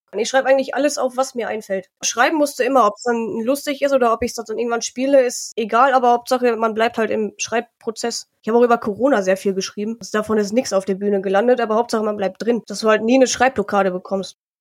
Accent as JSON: {"language": "German", "town": "Harsewinkel", "region": "North Rhine-Westphalia", "country": "Germany", "tie": "born or raised there", "also_born_or_lived": "Munich", "moved": "yes", "lives_now": "Augsburg, Germany", "said": "ich bin in Hasewinkel in Nordrhein-Westfalen halt aufgewachsen"}